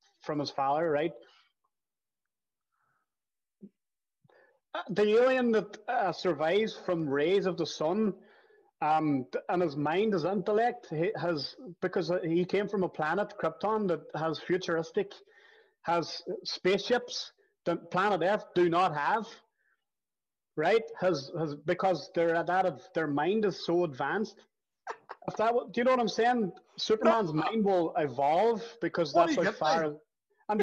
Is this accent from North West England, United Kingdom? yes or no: no; Derry, Northern Ireland, United Kingdom; we grew up together in the Ballycommon